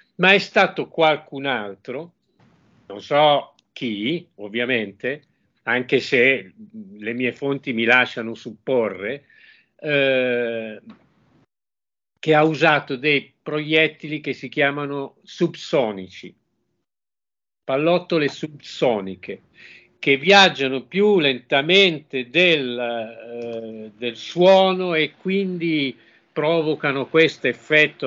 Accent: Genoa, Liguria, Italy; io sono nato a Genova, quindi ho dei cugini a Genova

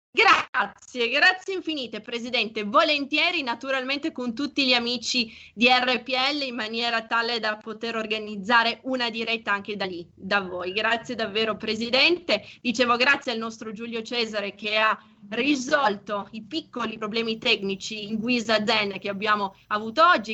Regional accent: Piedmont, Italy; nostre parti in canavese

